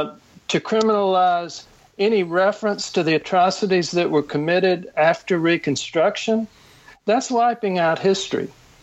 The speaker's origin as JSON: {"language": "English", "region": "Mississippi", "country": "United States", "said": "I'm from Mississippi, okay?"}